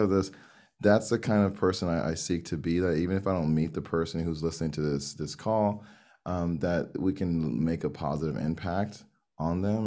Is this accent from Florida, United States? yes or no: yes; Miami, Florida, United States; Miami, here in the U S